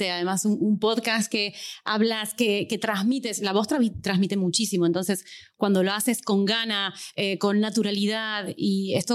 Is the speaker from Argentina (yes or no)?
yes; Argentina; accent: Argentine, half Spanish; que se vaya familiarizando con mi tonada argentina medio española eh, que hablo de esta manera